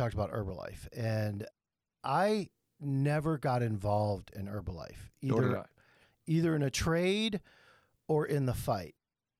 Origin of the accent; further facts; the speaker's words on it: New York City, New York, United States; I grew up in the Bronx or Brooklyn or whatever, you know, a Jewish kid that just beat the shit out of everybody